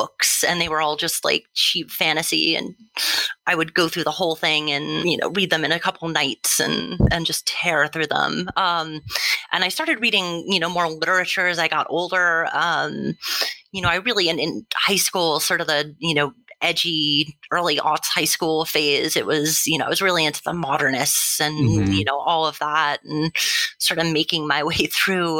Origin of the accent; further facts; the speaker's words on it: Massachusetts, United States; also born or lived in Texas / Saratoga Springs, New York; I was born in Texas, but I didn't spend very much time there. Pretty much lived my whole life in Massachusetts